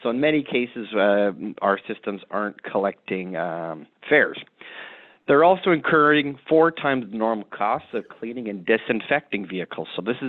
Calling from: Toronto, Ontario, Canada; Yes, happy to be here on the line here in Toronto.

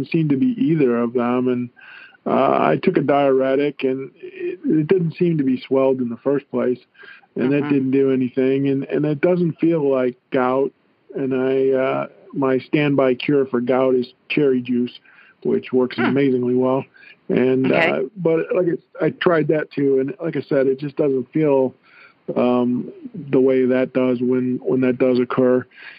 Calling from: St. George, Utah, United States; Oh, I'm in St. George, Utah. Bottom of the state.

